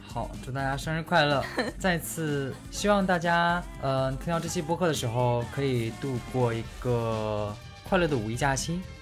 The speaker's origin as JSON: {"language": "Chinese", "town": "Tieling", "region": "Liaoning", "country": "China", "tie": "born or raised there", "said": "我的家乡铁岭"}